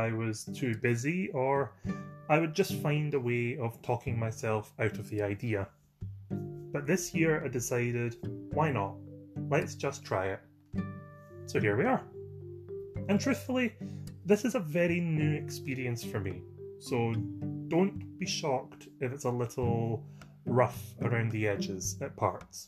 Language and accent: English; Scotland, United Kingdom; I'm from Scotland, and I'm an actor, sometimes